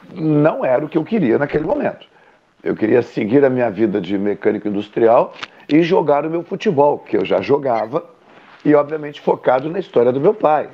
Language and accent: Portuguese; Rio Grande, Rio Grande do Sul, Brazil; now in Pelotas, Brazil; eu sou natural da cidade do Rio Grande